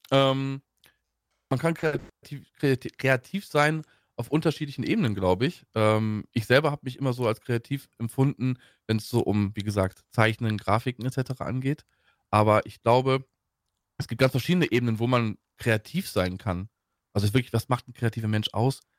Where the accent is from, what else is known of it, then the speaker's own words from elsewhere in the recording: Troisdorf, North Rhine-Westphalia, Germany; ich bin ähm, aufgewachsen und geboren in Troisdorf. Ähm, das liegt bei Bonn.